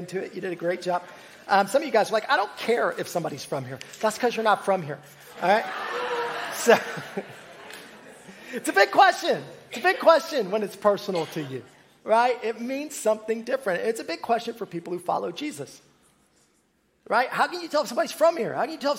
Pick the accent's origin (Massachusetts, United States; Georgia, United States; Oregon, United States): Georgia, United States; I was born and raised in Georgia, lived in Georgia pretty much all of my life.